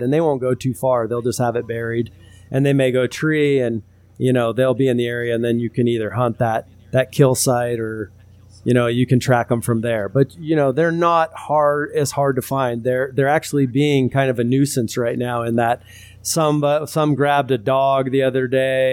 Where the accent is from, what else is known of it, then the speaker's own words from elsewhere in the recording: California, United States; moved away; I was born in California in the city